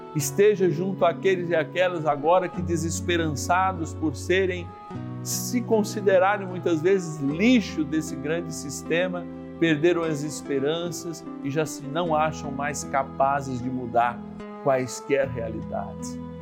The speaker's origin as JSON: {"language": "Portuguese", "region": "São Paulo", "country": "Brazil", "said": "eu que sou paulistano"}